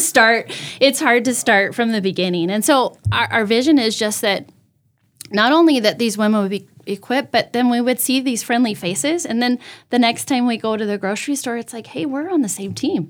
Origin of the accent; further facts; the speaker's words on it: outside of Pasadena, California, United States; moved away as an adult; also born or lived in Washington State / Costa Mesa, California / Huntington Beach, California; now in Brandon, United States; I was born and raised in California